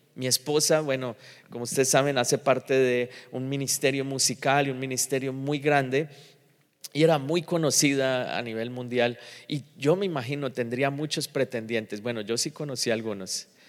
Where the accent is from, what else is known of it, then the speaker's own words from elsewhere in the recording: Colombia; moved away; also born or lived in Miami; a nosotros en general, los colombianos